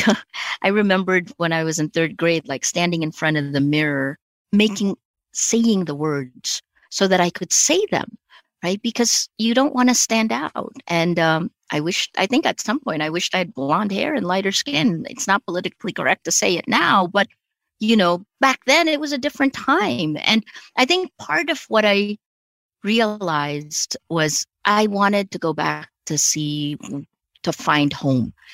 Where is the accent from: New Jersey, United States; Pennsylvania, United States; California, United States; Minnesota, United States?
New Jersey, United States; Toms River; born or raised there; first language Tagalog; English is a second language; moved away as an adult; now in Philippines